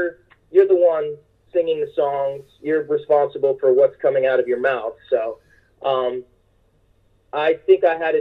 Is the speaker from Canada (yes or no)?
no; United States; also born or lived in Boston; growing up in New York, New Jersey, in and around entertainment my whole life